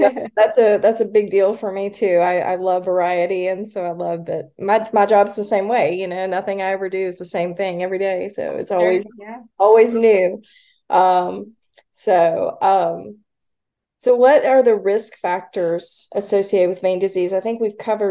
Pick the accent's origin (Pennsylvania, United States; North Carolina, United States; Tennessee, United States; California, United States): North Carolina, United States; Kernersville; I grew up in Kernersville